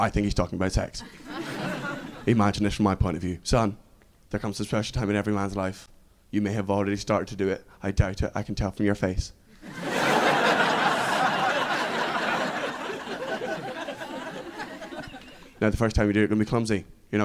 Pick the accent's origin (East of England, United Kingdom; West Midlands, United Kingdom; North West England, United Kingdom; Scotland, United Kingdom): Scotland, United Kingdom; Fife; I am from Fife